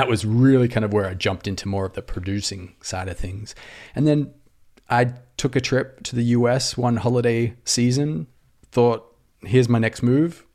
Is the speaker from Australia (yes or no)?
yes; Australia; accent: Aussie; moved away as an adult; also born or lived in Sydney, Australia; now in Los Angeles, United States; I'm an Aussie